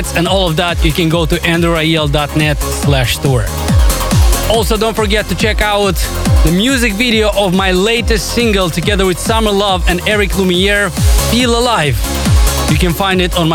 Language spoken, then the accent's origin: English; Moldova; moved away; back home, playing at Bora Bora Club in my home country of Moldova